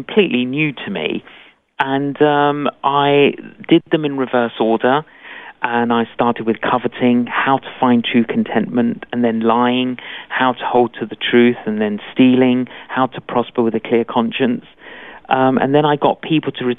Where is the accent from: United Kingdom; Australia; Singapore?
United Kingdom; London; I'm Greek Cypriot. Both my parents were Greek Cypriot, but I grew up in London.